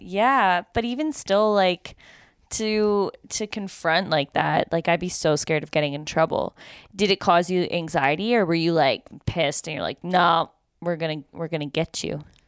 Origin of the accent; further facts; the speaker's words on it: Canada; this is the problem with being Canadian.